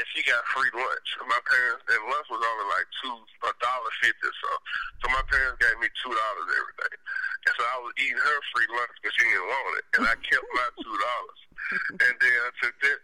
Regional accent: Memphis, Tennessee, United States; I'm from Bethel Grove, Orange Mound

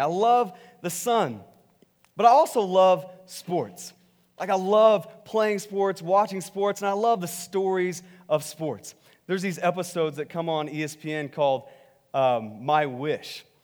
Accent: Texas, United States; I'm from Texas

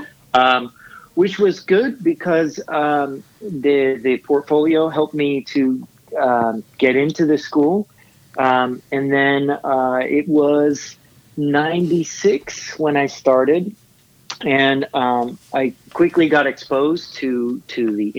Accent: San Diego, California, United States; now in Los Angeles, United States; I was born in LA, and I grew up in San Diego

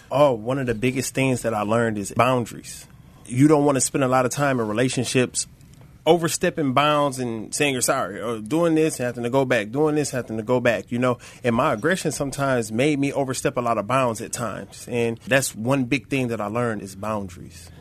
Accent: Flint, Michigan, United States; I'm originally from Flint, Michigan, born and raised

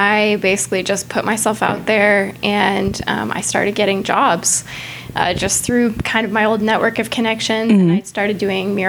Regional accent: New Mexico, United States; moved away as an adult; now in Dallas, United States; I grew up in New Mexico

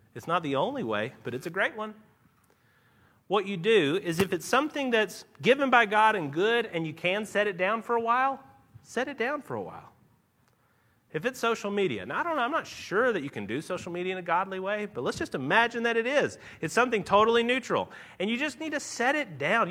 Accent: Nashville, Tennessee, United States; born or raised there; accent: a little drawl; moved away as an adult; now in Louisville, United States

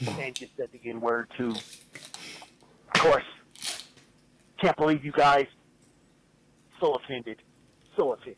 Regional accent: Midwest, United States; I mean, I'm from the Midwest, but I gotta say, it makes me angry.

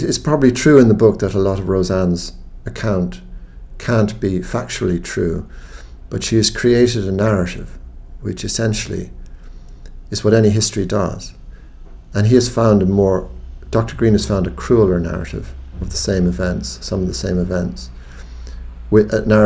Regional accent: Ireland; an Irish Catholic of agnostic Catholic parents

